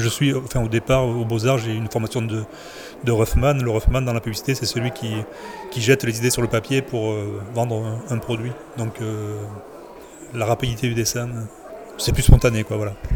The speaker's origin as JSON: {"language": "French", "town": "Bordeaux", "region": "Nouvelle-Aquitaine", "country": "France", "said": "je suis de Bordeaux"}